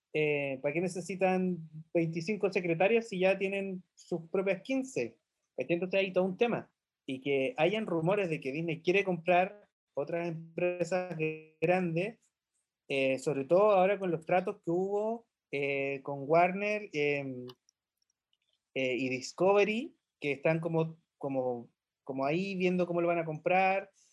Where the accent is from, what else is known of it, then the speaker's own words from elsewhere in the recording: Chile; nosotros estamos en la Estación Espacial 1312, em, pero venimos de Chile